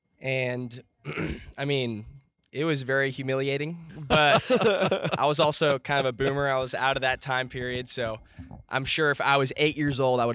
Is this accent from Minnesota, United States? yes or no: no; Tulsa, Oklahoma, United States; I'm from Tulsa, and I went to Bishop Kelly High School.